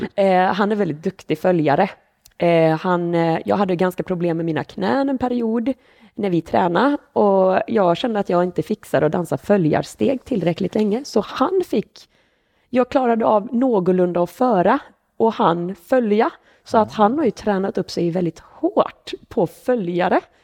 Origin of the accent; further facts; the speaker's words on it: Borås, Västra Götaland, Sweden; moved away as an adult; now in Jönköping, Sweden; Jag är född på Borås BB, eh, bodde här i 30 år